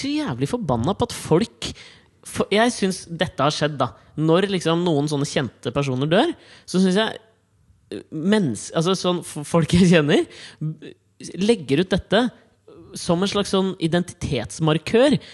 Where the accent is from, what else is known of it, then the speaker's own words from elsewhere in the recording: Kolbotn, Akershus, Norway; der jeg kommer fra